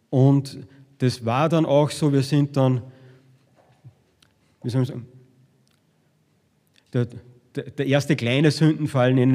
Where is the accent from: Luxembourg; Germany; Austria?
Austria; Upper Austria; der Manfred Heimbucht, und das ist der FPÖ-Chef in meinem Heimatbundesland